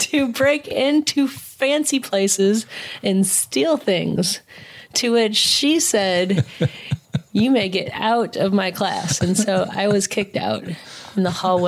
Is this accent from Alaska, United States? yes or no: no; Kalamazoo, Michigan, United States; growing up in Southwest Michigan